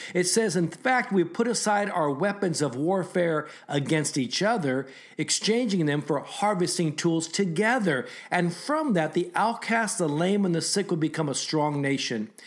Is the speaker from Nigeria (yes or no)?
no; Japan; now in United States; I was born in Japan